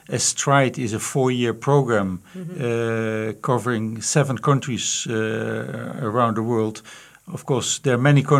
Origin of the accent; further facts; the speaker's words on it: Netherlands; I'm from the Netherlands originally